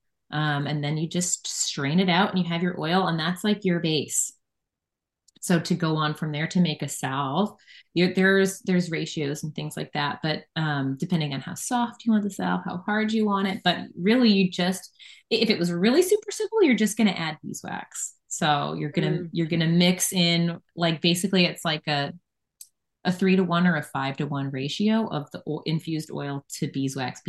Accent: Chicago, Illinois, United States; also born or lived in Toronto; now in Texas, United States; I'm from the north, like I'm from the Chicago area.

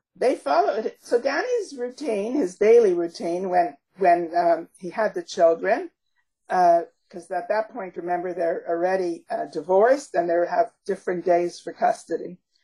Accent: Canada; also born or lived in Montreal / Toronto; we are we are Canadian

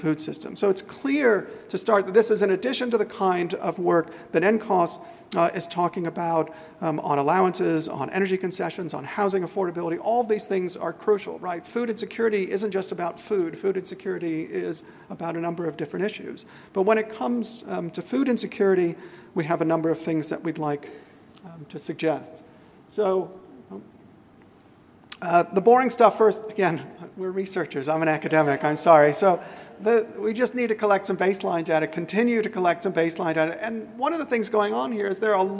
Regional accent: United States; now in Australia; I'm American

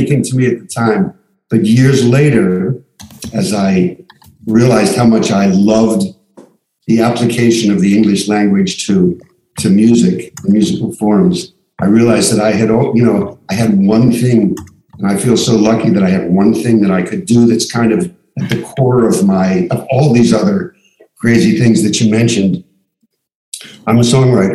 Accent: Miami Beach, Florida, United States; born or raised there; also born or lived in Pittsburgh, Pennsylvania; now in Santa Monica, United States

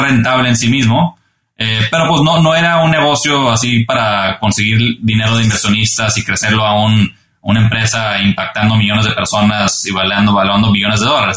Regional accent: Monterrey, Nuevo León, Mexico; moved away as an adult; now in United States; me fui de, estudiante eh, de Monterrey a estudiar la carrera acá

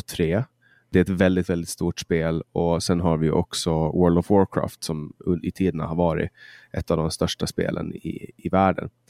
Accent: Mariehamn, Åland Islands; i min hemstad eh, där jag kommer ifrån, i Mariehamn

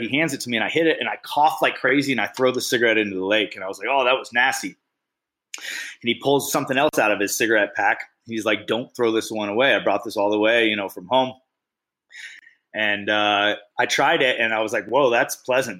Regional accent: Bay Area, California, United States; moved away; I grew up in the Bay Area. About half my life spent in the Bay Area

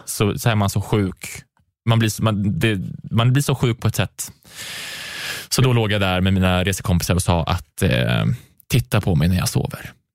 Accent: Karlstad, Värmland, Sweden; moved away; i Karlstad, där jag är ifrån, då, där spelade jag mycket teater

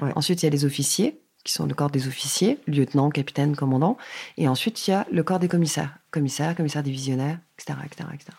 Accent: Paris region, Île-de-France, France; also born or lived in Hauts-de-Seine; je suis née dans le 92, j'ai vécu dans le 78, donc dans des banlieues euh, bourgeoises, on va dire, de la région parisienne

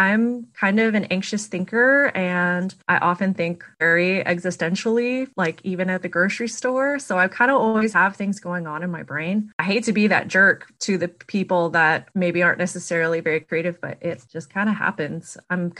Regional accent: McAllen, Texas, United States; now in Knoxville, United States; owner and artist and maker of Blanket Fort Studios. I'm from McAllen, Texas, but I currently live in Knoxville, Tennessee, and it's where I plan to stay.

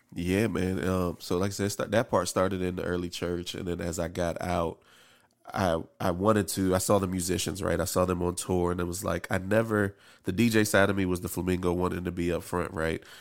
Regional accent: District Heights, Maryland, United States; born or raised there; also born or lived in Camp Springs, Maryland

